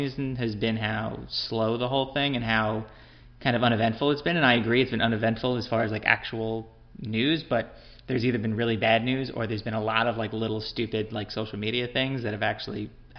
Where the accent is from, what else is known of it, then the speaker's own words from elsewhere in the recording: Deer Park, New York, United States; I'm from Deer Park right next door over in Dix Hills.